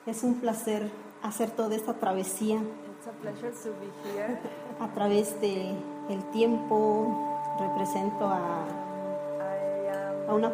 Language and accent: Spanish; Oaxaca, Mexico; yo soy mexicana de Oaxaca.